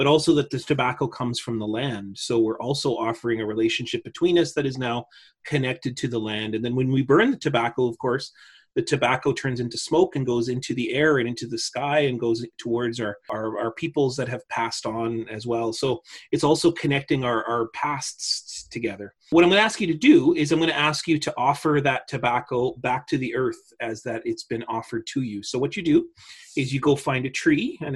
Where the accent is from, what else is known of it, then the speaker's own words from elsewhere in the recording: Little Peguis Indian Settlement, Manitoba, Canada; also born or lived in Winnipeg; grew up in a little place called Bungie Peguis or Little Peguis Indian Settlement